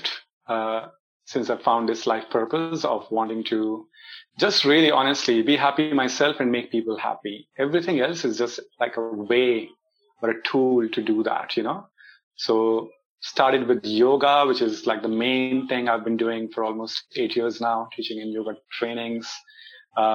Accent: India; me being Indian or having spent most of my life here in India

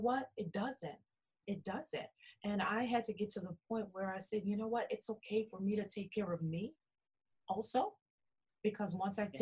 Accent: New Orleans, Louisiana, United States; I'm originally from New Orleans, Louisiana

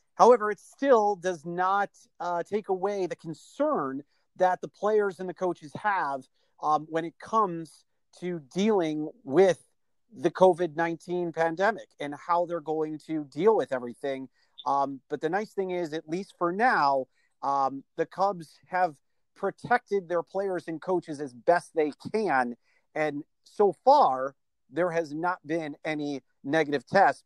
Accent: Chicago, Illinois, United States; a kid growing up in Chicago

